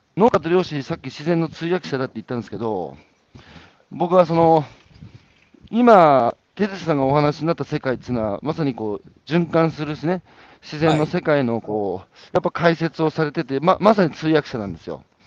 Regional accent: Iwate, Japan; 僕岩手の人間ですから、岩手でね、あの、田舎の議員やってたんですよ

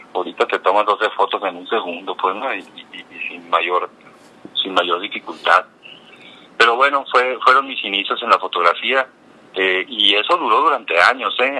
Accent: Cananea, Sonora, Mexico; moved away; also born or lived in Bacuachi / Mexico City; yo soy de Cananea. Yo soy de Cananea, eh, nací en Cananea, inmediatamente me fui a vivir a Bacuachi, que es el lugar donde vivían mis abuelos maternos. Y ahí estuve hasta los cinco años. Cuando tenía cinco años me regresé a vivir a Cananea

